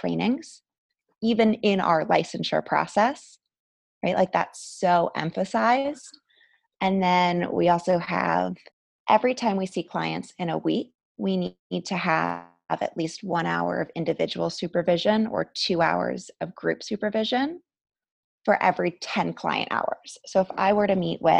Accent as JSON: {"language": "English", "country": "Canada", "moved": "as an adult", "said": "I'm also Canadian, so I had to go through my immigration process when I got married"}